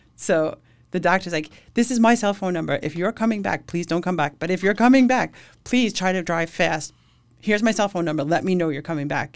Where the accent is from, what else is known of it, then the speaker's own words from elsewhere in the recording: Suffolk County, Long Island, New York, United States; I grew up in Suffolk County.